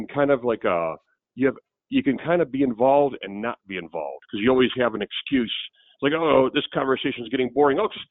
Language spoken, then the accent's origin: English; Cleveland, Ohio, United States; also born or lived in Akron, Ohio; I grew up in Cleveland